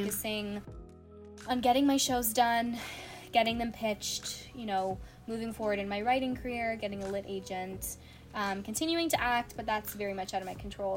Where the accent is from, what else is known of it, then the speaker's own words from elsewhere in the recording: Canada; As a Canadian kid actor